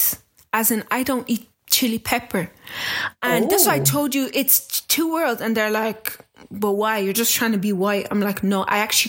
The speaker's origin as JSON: {"language": "English", "country": "Ireland", "tie": "born or raised there", "also_born_or_lived": "Kinshasa, Democratic Republic of the Congo", "said": "I came to Ireland in 1998 when I was 6 years old. And I'm 28 now."}